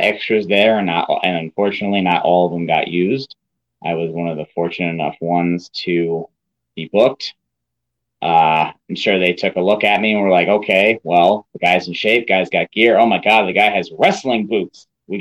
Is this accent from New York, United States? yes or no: yes; Albany, New York, United States; It was their first event in Albany, New York, hometown